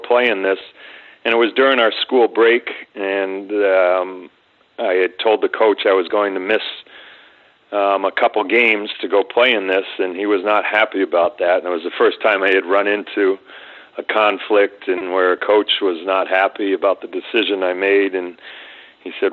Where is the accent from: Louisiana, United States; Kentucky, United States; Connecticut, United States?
Connecticut, United States; I grew up in Connecticut, like I said, playing hockey through public schools all the way up through high school my sophomore year